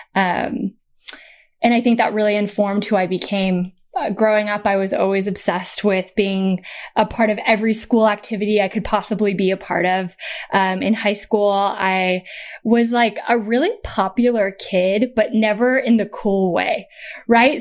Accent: Portland, Oregon, United States; I'm from Portland, Oregon, so the West Coast of America. Um, we, uh, you know, my sister and I, so I'm the oldest child.

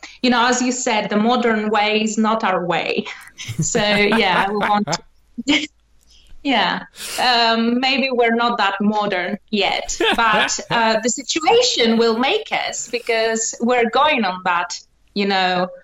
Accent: Athens, Attica, Greece; I'm from Athens

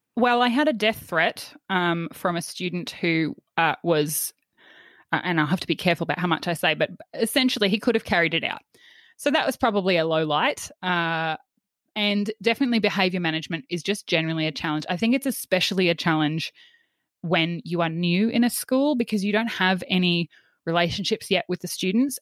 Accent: Yeppoon, Queensland, Australia; I grew up in Yppoon, uh, which is on the central Queensland coast.

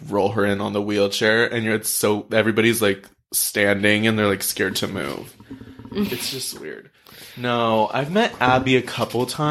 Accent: Los Angeles, California, United States; I did grow up in L.A.

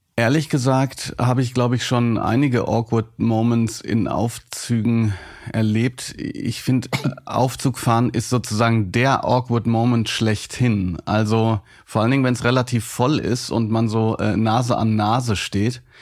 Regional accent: Hagen, North Rhine-Westphalia, Germany; ich bin in Hagen groß geworden

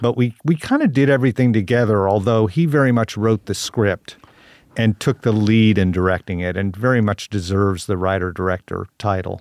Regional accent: Tulsa, Oklahoma, United States; born or raised there

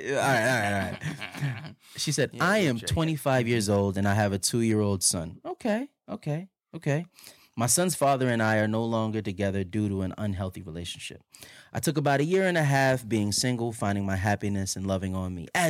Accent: Los Angeles, California, United States; I'm born and raised in Los Angeles. More specifically, I'm a Valley girl.

